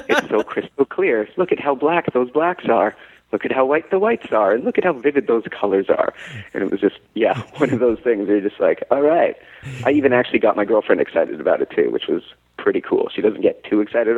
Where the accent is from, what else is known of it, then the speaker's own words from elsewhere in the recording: Canada; I'm a Canadian actor